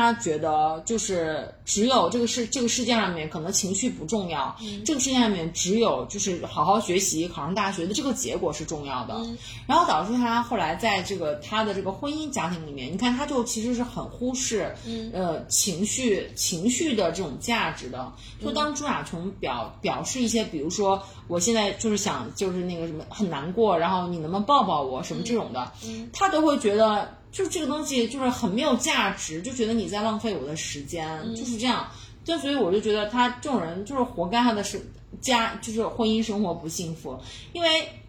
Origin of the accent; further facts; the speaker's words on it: Xi'an, Shaanxi, China; 哦天哪，我们西安人真太好了。